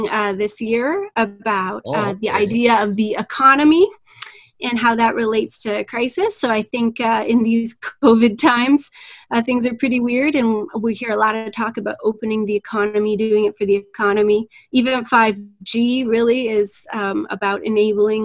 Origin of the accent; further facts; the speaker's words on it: Alberta, Canada; now in Toronto, Canada; I'm originally from Alberta